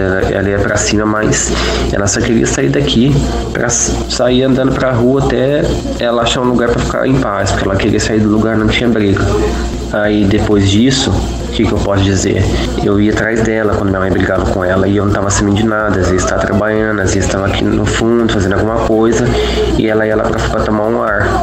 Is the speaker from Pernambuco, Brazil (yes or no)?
no; Ribeirão Preto, São Paulo, Brazil; sou de Ribeirão Preto, tenho 30 anos de idade